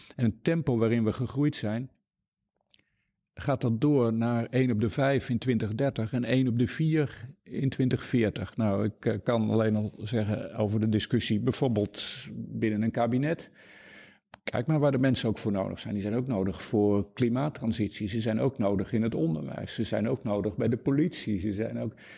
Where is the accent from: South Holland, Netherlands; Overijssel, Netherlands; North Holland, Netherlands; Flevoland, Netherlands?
Flevoland, Netherlands; Noordoostpolder; moved away; also born or lived in Groningen / Deventer / Amsterdam / Nashville, Tennessee; Ik ben opgegroeid in de Noordoostpolder en gestudeerd in Groningen.